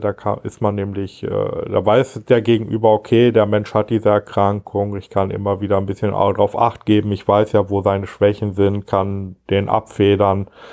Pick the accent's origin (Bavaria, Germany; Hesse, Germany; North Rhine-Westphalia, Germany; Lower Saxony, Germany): North Rhine-Westphalia, Germany; Gütersloh; also born or lived in Marienfeld / Steinhagen; Kreis Gütersloh, das ist gut, da bin ich ja schon mein Leben lang ansässig